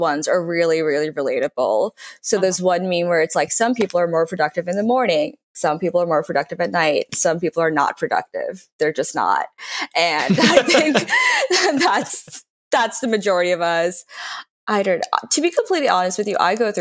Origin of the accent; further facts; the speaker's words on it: New York City, New York, United States; moved away as an adult; also born or lived in Northwestern University (college); I used to use Facebook actively in high school because I'm from New York City